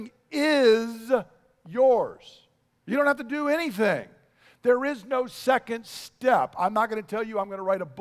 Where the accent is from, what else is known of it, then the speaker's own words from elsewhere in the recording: United States; I'm an American